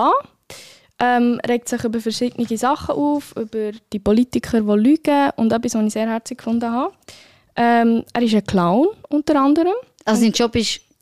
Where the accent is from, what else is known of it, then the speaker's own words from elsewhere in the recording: Spain; German is a second language; dann müsste ich als Spanierin für Los Normalos.